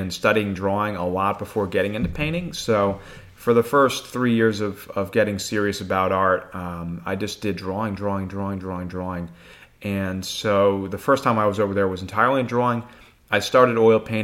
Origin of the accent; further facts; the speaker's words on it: Northeast, United States; moved away as an adult; also born or lived in Danbury, Connecticut / Massachusetts; now in Asheville, United States; I was born in Danbury, Connecticut, and grew up in the Northeast, lived in Connecticut and Massachusetts